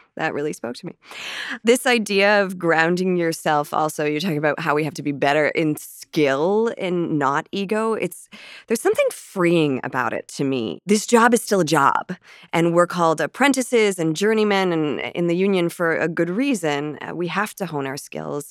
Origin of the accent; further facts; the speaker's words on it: Canada; a Canadian actress